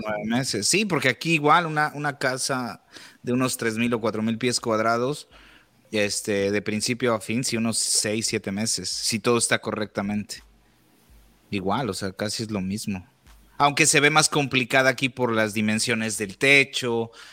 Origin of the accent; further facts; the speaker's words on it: Mexico; now in United States; la primera vez que estuve aquí en Estados Unidos estuve eh, aproximadamente cinco años y después de ahí regresé a México